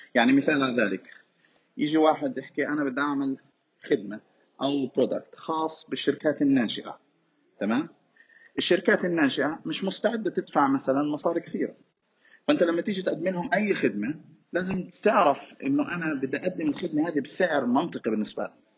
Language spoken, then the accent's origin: Arabic; Gaza, Gaza Strip, Palestine; إحنا عندنا في غزة